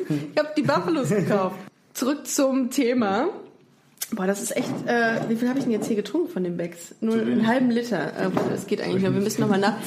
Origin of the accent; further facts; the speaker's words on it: Düsseldorf, North Rhine-Westphalia, Germany; dass ich in Düsseldorf geboren bin